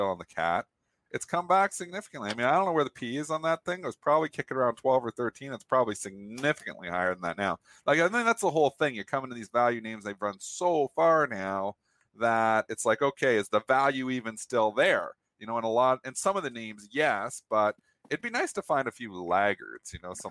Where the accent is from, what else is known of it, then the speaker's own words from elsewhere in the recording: Canada; I'm Canadian